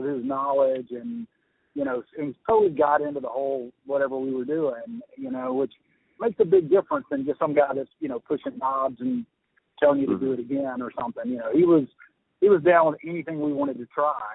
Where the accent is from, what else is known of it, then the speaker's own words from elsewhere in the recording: Mississippi, United States; we're these idiots from Mississippi